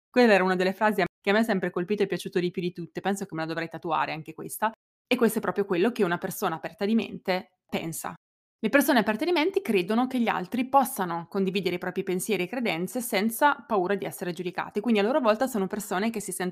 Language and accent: Italian; Italy; è americano, io italiana, lui è cresciuto in mille posti diversi del mondo, io fino a 18 anni nel mio paesino di 7000 abitanti senza mai viaggiare